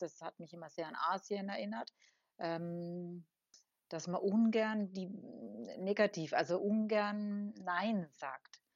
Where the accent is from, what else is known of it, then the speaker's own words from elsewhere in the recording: Germany; now in La Palma, Spain; so als Deutscher